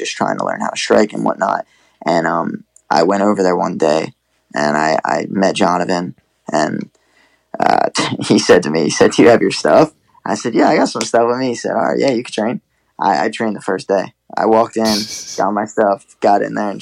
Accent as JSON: {"language": "English", "region": "New Jersey", "country": "United States", "tie": "born or raised there", "said": "my hometown, our hometown"}